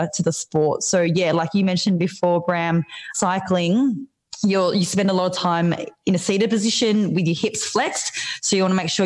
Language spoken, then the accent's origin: English; Melbourne, Victoria, Australia; I'm from Melbourne